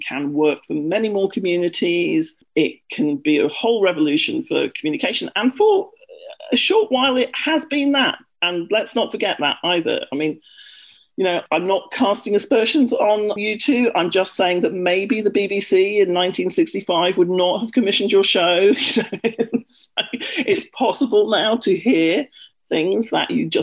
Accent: United Kingdom; accent: British; moved away as an adult; also born or lived in London; now in United States; I'm British, which you may have guessed by my accent.

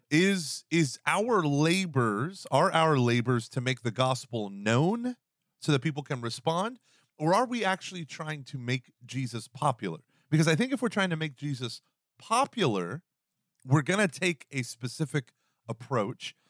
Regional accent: the South, United States; I'm from the South

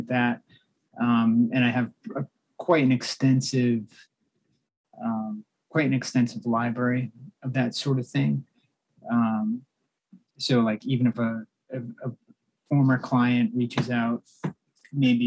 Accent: Andover, Massachusetts, United States; also born or lived in Stoughton, Massachusetts / Randolph, Massachusetts; I spent most of my time in Andover, Massachusetts

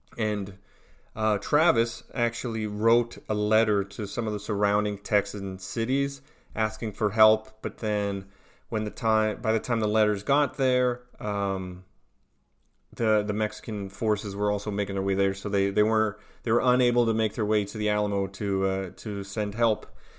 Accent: Onoway, Alberta, Canada; now in Tampa, United States; I am from Onaway, Alberta, in Western Canada, and I live in Tampa, Florida.

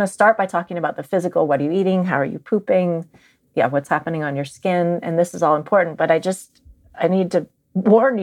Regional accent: Marin County, California, United States; I grew up in Marin County

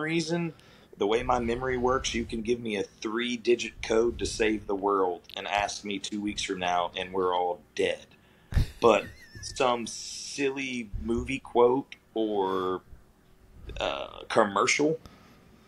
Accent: South Alabama, United States; growing up in the South, you had all the country music. I mean, I'm from South Alabama

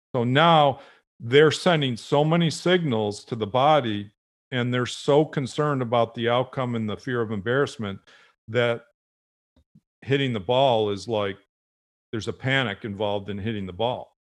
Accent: Buffalo, New York, United States; I grew up in Buffalo, uh, watching the Buffalo Bills.

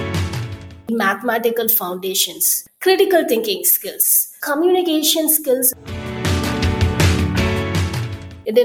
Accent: Chennai, Tamil Nadu, India; I'm from Chennai. I did my schooling, engineering, and all my early years were spent there.

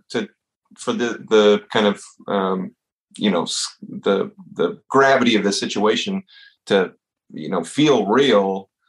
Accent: the South, United States; growing up in the South, and you

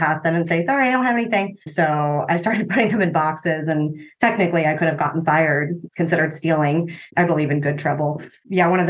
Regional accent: Cincinnati, Ohio, United States; also born or lived in Austin, Texas; now in Columbus, United States; I'm technically from Cincinnati, but Columbus is home.

